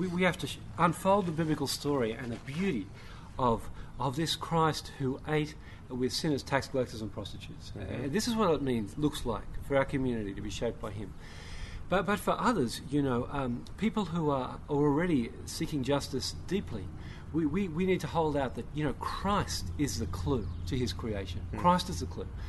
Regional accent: Sydney, New South Wales, Australia; now in Vancouver, Canada; I'm an Aussie. I come from Sydney, Australia, but I live in Vancouver

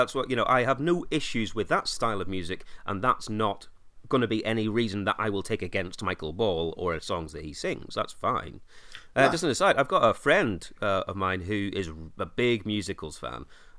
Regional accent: Ireland; Oh, mate, I'm from Ireland. We were all asked.

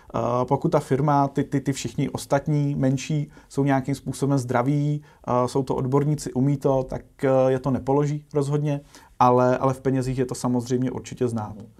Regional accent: Czechia; aby jsme jako Češi

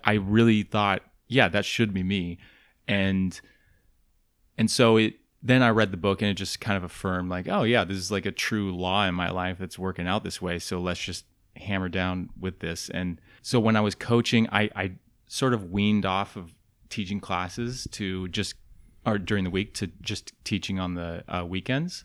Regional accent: the Northwest, Pacific Northwest, United States; moved away; I'm from the Northwest.

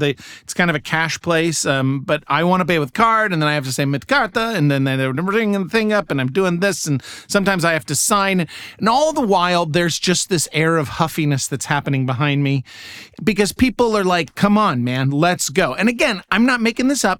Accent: United States; I'm an American

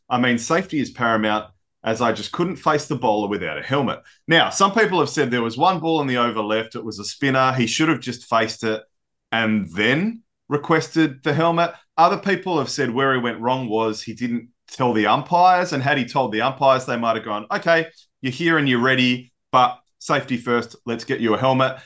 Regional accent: Australia; as Aussie fans

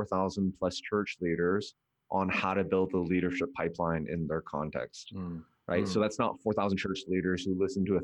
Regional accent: Vancouver, British Columbia, Canada; moved away as an adult; also born or lived in Korea; now in United States; Korean-Canadian, born and raised in Vancouver.

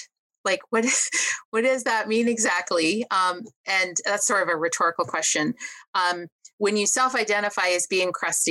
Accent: Montana, United States; I'm from Montana, a stone's throw from the Wyoming border

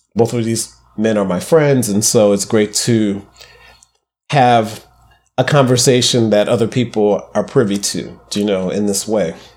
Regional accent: Midwest, United States; I grew up poor in the Midwest.

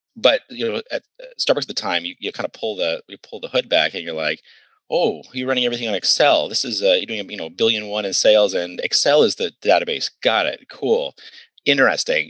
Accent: Ayr, Ontario, Canada; moved away as an adult; also born or lived in United States; I grew up in Ayr, Ontario

